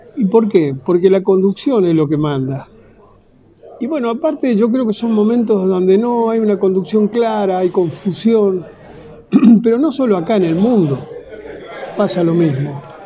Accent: Argentina; yo nací, me crié y peleé en la Argentina y si Dios quiere moriré acá

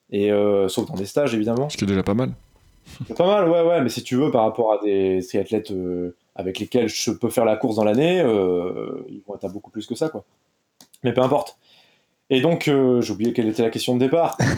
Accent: Brittany, France; je suis triathlète, j'ai 27 ans l'âge des rockstars. Non, c'est l'âge des rockstars au il donc on va pas parler. Je suis breton, connu pour être euh, breton dans le monde du triathlon.

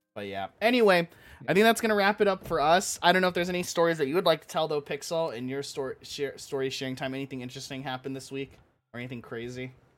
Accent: Orange County, California, United States; I'm from Orange County

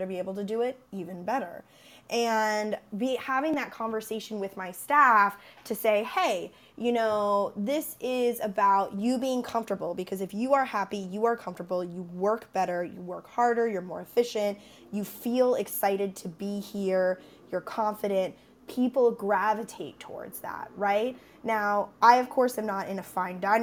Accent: Tennessee, United States; I'm originally from Tennessee

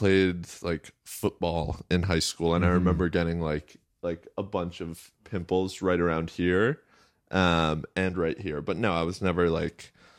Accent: Westchester, New York, United States; And I grew up in Westchester

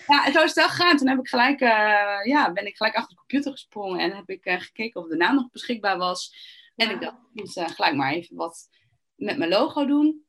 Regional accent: Netherlands; je bent eigenlijk als Nederlander of als Europeaan

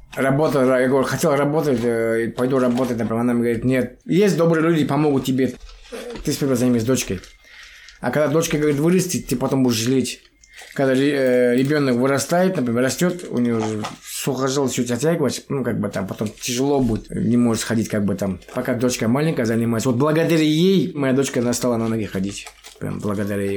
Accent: Kentau, Turkestan Region, Kazakhstan; moved away as an adult; now in Astana, Kazakhstan; я вообще родился в Чемпионской области. Сейчас Туркестанская область, город Кентау. С 2010 года живу в Астане

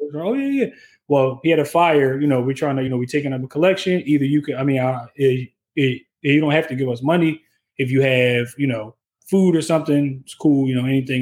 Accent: Philadelphia, Pennsylvania, United States; I'm from West Philly

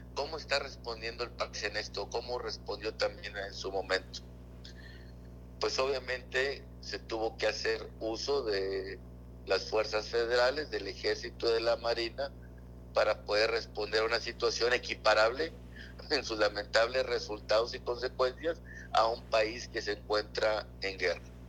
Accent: Mexico; como mexicanos tenemos

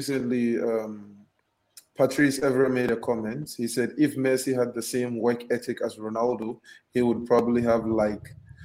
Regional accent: Accra, Greater Accra, Ghana; I'm not from Cape Coast. I'm from Accra.

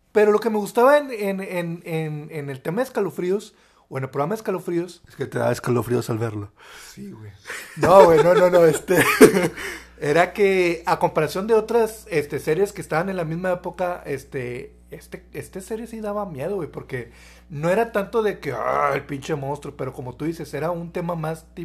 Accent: Tijuana, Baja California, Mexico; now in Monterrey, Mexico; Nuevo León, pero originalmente somos de, Tijuana. Sí, {S1} ya, ya {S0} bastantito tiempo aquí, ya prácticamente somos regios, o sea, ya, inclusive nuestro tono ya es, ya es regio

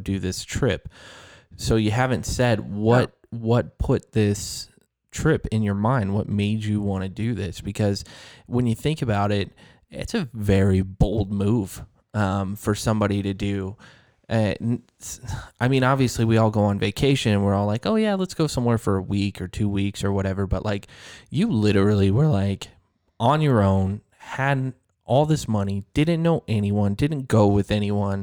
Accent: Florida, United States; now in Casper, United States; I'm from Florida

